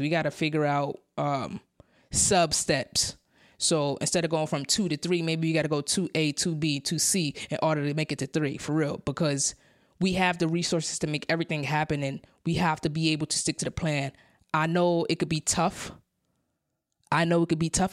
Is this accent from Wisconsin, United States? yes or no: no; New York City, New York, United States; I came from Brownville, Brooklyn. That's, that's, that's where I was born. That's where I was raised